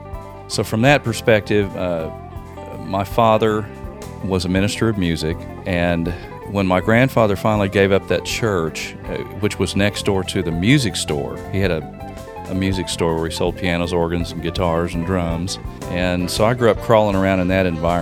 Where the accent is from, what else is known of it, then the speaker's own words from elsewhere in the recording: Oklahoma City, Oklahoma, United States; I grew up here in Oklahoma City, where we're sitting right now